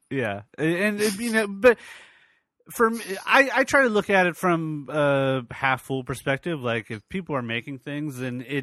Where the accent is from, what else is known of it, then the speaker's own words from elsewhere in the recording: New York, United States; moved away as an adult; also born or lived in Virginia; I grew up in New York